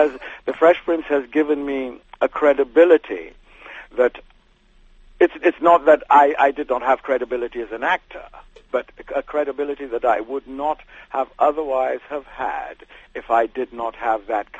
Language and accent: English; United Kingdom; you have to remember I'm a British actor who is an American actor, if you see what I mean.